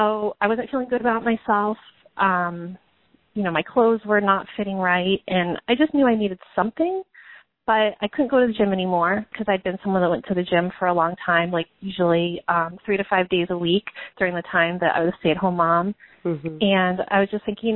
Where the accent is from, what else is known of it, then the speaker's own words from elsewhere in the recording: Massachusetts, United States; I'm from Massachusetts, and that's where I am now. We've kind of moved all over, but I live in Massachusetts